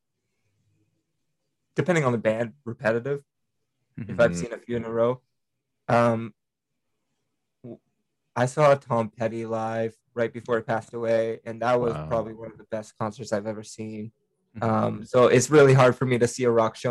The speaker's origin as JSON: {"language": "English", "region": "British Columbia", "country": "Canada", "said": "a Canadian musician"}